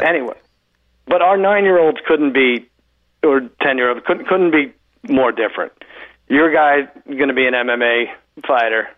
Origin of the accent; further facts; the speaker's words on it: Long Island, New York, United States; I grew up in Long Island